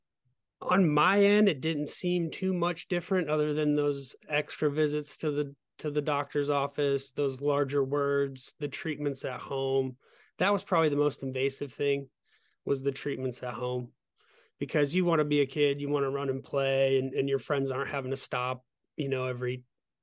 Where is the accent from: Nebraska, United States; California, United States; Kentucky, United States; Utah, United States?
Nebraska, United States; Omaha; I was born in Omaha, Nebraska